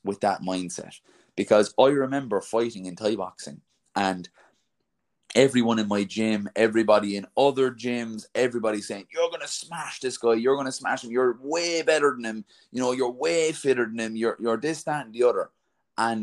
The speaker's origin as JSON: {"language": "English", "country": "Ireland", "said": "I'm an Irish man, right? So I'm from a country of 4 million people"}